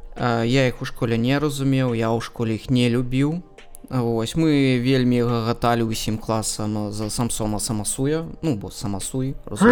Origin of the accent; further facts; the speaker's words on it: Belarus; first language Russian; Belarusian is a second language; я заўсёды ідэнтыфікаваў сябе як беларус